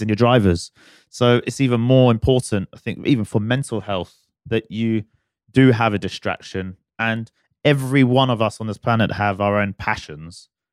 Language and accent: English; United Kingdom; now in Dubai, United Arab Emirates; I'm a, I'm a British boy at heart